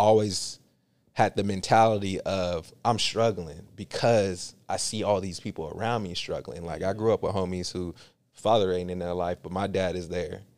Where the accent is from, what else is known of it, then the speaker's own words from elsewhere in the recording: Union City, California, United States; also born or lived in San Francisco; my environment growing up in Union City